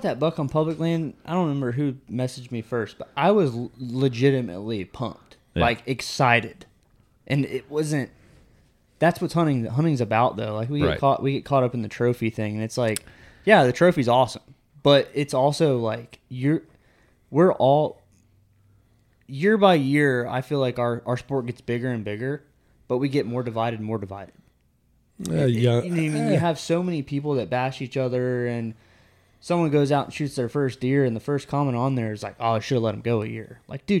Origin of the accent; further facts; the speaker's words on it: Florida, United States; also born or lived in West Virginia; Yes, because I'm from Florida.